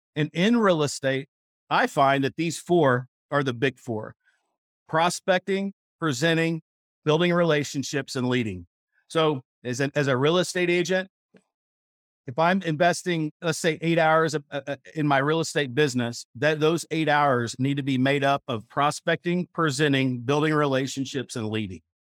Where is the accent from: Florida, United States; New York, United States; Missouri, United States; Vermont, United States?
Missouri, United States; moved away as an adult; now in Dallas, United States; I grew up in Missouri, a, as a country boy, I worked on a dairy farm